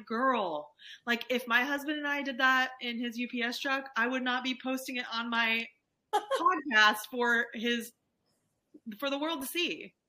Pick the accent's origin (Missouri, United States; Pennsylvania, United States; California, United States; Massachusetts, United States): California, United States; Like, we're from California.